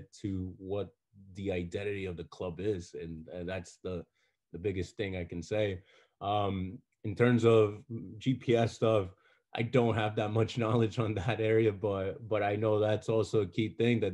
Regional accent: Paterson, New Jersey, United States; I grew up in Paterson, New Jersey.

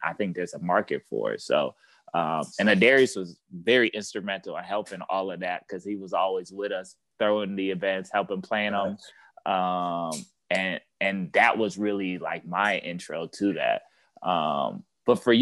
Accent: Minneapolis, Minnesota, United States; now in Chicago, United States; I'm from Minneapolis, Minnesota

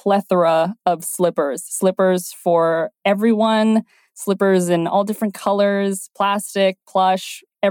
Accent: Canada; also born or lived in China; now in Toronto, Canada; I was born in China and moved to Canada when I was 6.

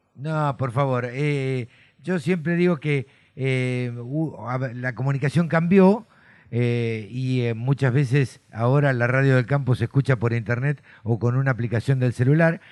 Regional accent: Argentina; yo nací en el campo, siempre lo cuento, eh, me crié en el campo

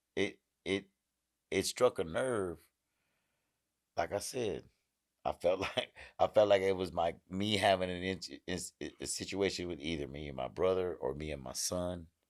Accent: Houston, Texas, United States; I'm from Houston

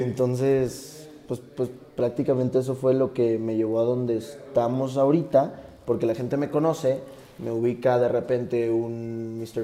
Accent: Tabasco, Mexico; now in Mexico City, Mexico; Yo no soy de aquí, de la Ciudad de México. Yo soy de Tabasco

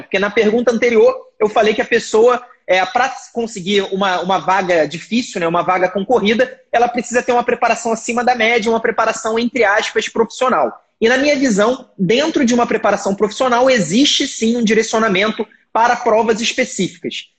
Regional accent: Rio de Janeiro, Brazil; no Rio de Janeiro, né? que é, que é de onde eu, onde eu nasci, onde eu morei e onde eu fiz faculdade

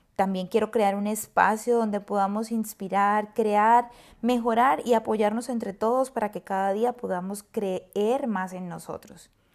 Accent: Colombia; moved away as an adult; now in San Francisco, United States; soy orgullosamente colombiana, una colombiana viviendo en una de las mejores ciudades y de las ciudades más lindas de Estados Unidos, San Francisco

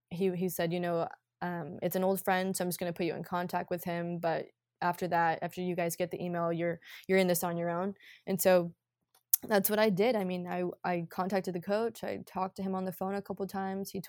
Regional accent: Scotland, United Kingdom; born there; And so I was actually really blessed to have that because I was born in Scotland.

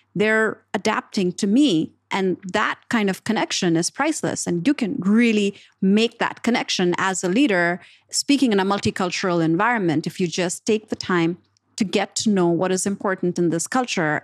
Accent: Pakistan; moved away; I was coming from Pakistan where we have, you know, people play cricket

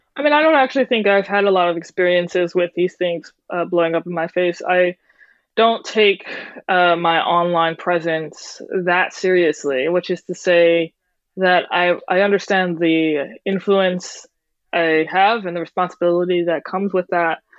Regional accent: New Orleans, Louisiana, United States; moved away; I grew up in New Orleans, which is a hodgepodge of cultures in and of itself

